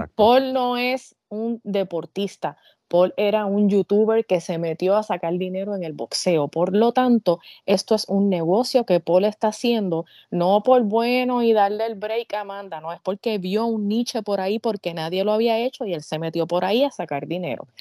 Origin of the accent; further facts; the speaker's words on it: Puerto Rico; yo soy esa puertorriqueña